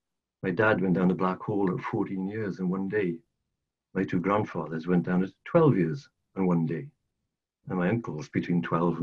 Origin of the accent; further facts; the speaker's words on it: Rhondda Valley, South Wales, United Kingdom; moved away as an adult; also born or lived in Glasgow; I'm not actually from Glasgow at all. I was born and brought up in South Wales, in one of the little mining, well, not so little, in a mining valley called the Ronza Valley.